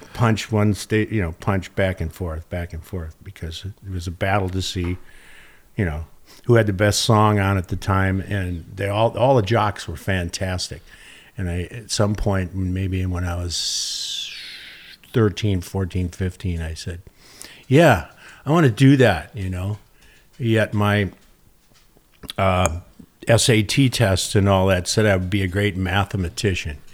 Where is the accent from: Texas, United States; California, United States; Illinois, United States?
Illinois, United States; Arlington Heights; moved away as an adult; also born or lived in Detroit, Michigan / Wisconsin; now in San Diego, United States; I was born in Motor City and then, uh, left there before I even remembered and then basically grew up in a suburb of Chicago called Arlington Heights